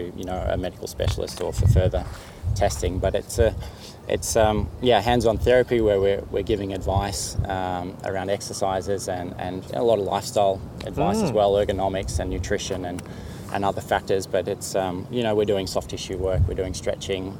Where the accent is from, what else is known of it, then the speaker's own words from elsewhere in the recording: Mansfield, Victoria, Australia; also born or lived in Melbourne / Monaco; I grew up in Mansfield in northeast Victoria, and just a pretty typical country sort of upbringing